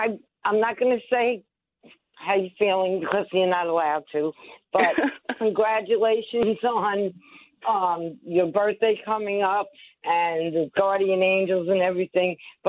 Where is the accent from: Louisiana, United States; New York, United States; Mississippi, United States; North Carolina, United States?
New York, United States; Plainview; in a co-op in Farmingdale, and I'm from Plainview also.